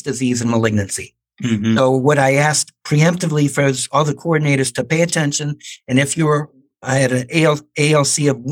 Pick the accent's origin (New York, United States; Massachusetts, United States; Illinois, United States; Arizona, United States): Illinois, United States; Chicago; moved away as an adult; also born or lived in St. Louis; I grew up in Chicago